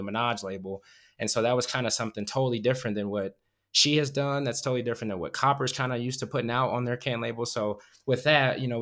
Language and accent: English; Davenport, Iowa, United States; I'm from Iowa. I'm from a small city, that, you know, Quad Cities, Davenport, Iowa. Even they have like two breweries now. It's like, that wasn't even a thing when growing up